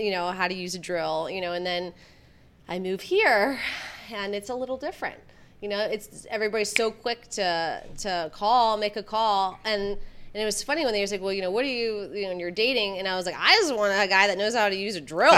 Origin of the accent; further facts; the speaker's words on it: Michigan, United States; I grew up in the Midwest. I grew up in Michigan